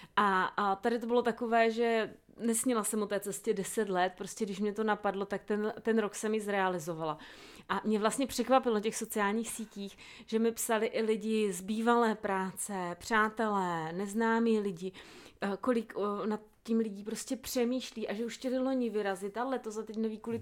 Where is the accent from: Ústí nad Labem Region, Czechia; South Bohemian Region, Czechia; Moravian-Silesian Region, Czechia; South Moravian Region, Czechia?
South Moravian Region, Czechia; jsem z Jižní Moravy